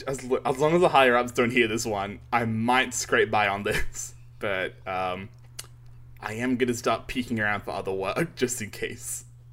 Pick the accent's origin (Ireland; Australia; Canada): Australia; Melbourne, Victoria; We're from Melbourne.